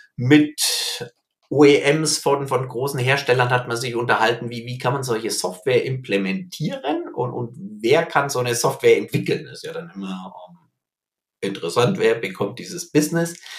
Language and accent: German; near Herzogenaurach, Bavaria, Germany; ich bin hier in der Nähe von Herzogenaurach aufgewachsen, in einem kleinen Dorf